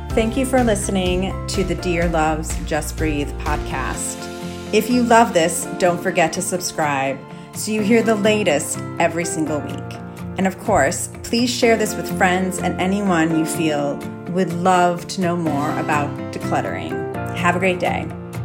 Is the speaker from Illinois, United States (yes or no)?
yes; Chicago, Illinois, United States; moved away as an adult; also born or lived in New York City; I'm from the Chicago area